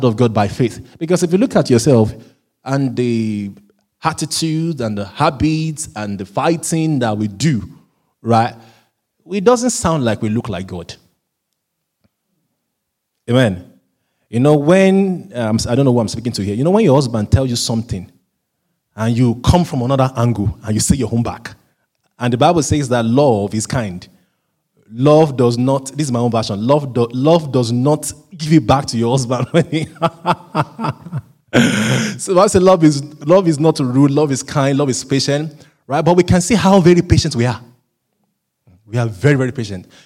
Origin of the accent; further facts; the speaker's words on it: Southwest Nigeria, Nigeria; first language Yoruba; English is a second language; now in United Kingdom; I'm originally a Nigerian from Southwest Nigeria, so we speak a language called Yoruba language